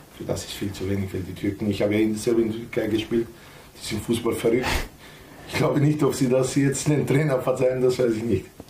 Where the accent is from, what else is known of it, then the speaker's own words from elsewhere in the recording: North Macedonia; now in Austria; Wir sind Mazedonier, nicht Nordmazedonier